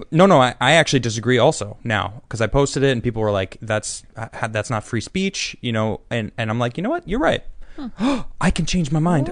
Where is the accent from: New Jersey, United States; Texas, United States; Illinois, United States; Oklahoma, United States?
Illinois, United States; Chicago; I'm from Chicago